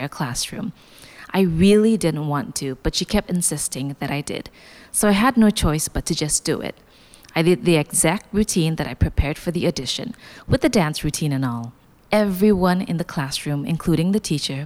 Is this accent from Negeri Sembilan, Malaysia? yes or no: no; Kota Kinabalu, Sabah, Malaysia; moved away as an adult; now in Kuala Lumpur, Malaysia; my hometown, Kota Kinabalu, and moving to Kuala Lumpur 3 years ago